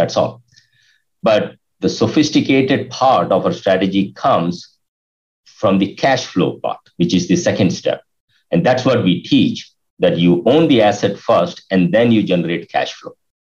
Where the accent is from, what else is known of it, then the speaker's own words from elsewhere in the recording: India; moved away as an adult; now in United States; when I realized based on my inconsistent results previously from 97, when I came to USA from India, 97 to 2001